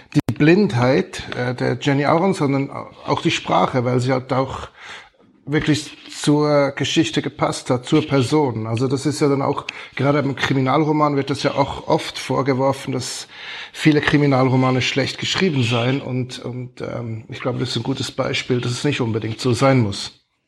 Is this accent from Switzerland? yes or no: yes; Switzerland; als Schweizer